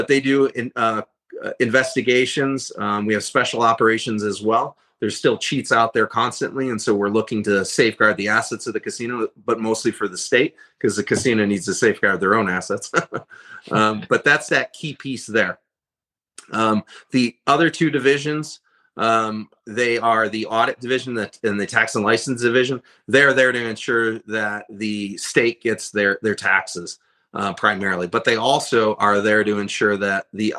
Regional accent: Detroit, Michigan, United States; now in Nevada, United States; growing up in Detroit

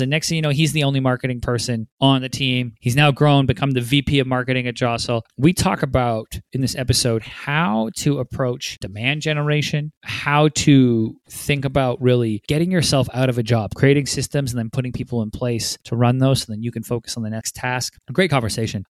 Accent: Vancouver, British Columbia, Canada; now in Los Angeles, United States; joining me from my hometown, Vancouver, B C

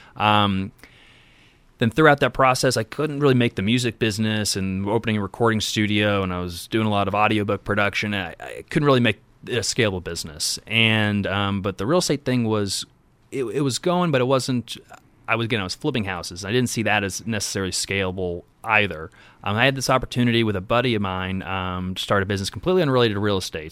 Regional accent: Indianapolis, Indiana, United States; born and raised in Indiana. Um, born on the, the west side of Indy, kind of Pike Township

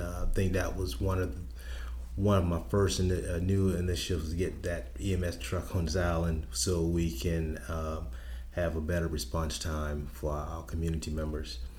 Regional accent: Charleston, South Carolina, United States; I'm born and raised in Charleston

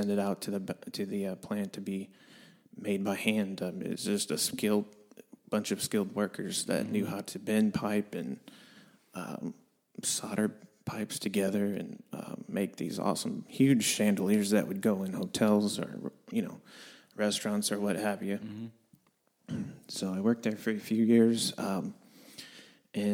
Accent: Southeast Missouri, United States; also born or lived in St. Louis, Missouri; I was born in St. Louis and actually raised the majority of my life in Southeast Missouri.

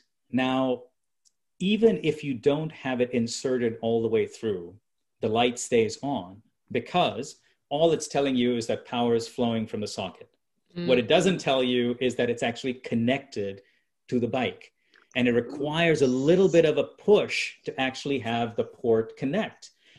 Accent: India; So, you know, being an Indian, I'll give you buy one, get one free.

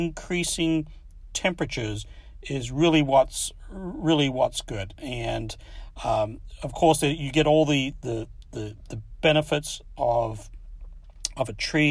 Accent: Adelaide, South Australia, Australia; also born or lived in Midwest, United States; now in United States; when I was a kid, I grew up in Adelaide, Australia

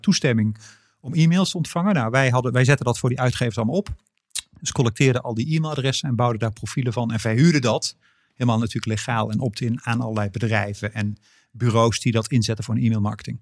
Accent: North Brabant, Netherlands; moved away as an adult; also born or lived in Antwerp / Randstad; ik was als Brabander

